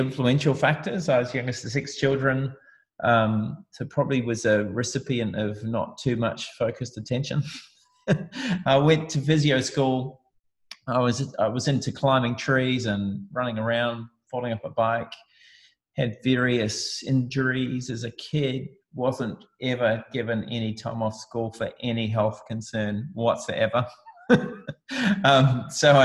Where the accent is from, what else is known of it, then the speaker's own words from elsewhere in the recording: New Zealand; moved away; I grew up in New Zealand in a small town, and I left home